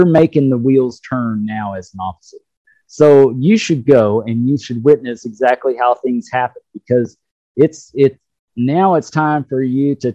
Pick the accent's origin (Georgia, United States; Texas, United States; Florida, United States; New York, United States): Texas, United States; South; also born or lived in Alabama; I moved here when I was two, so I've lived here all my life